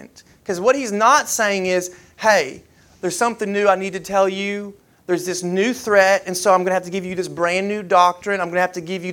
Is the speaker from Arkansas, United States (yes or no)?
no; Kentucky, United States; now in Alabama, United States; growing up in Kentucky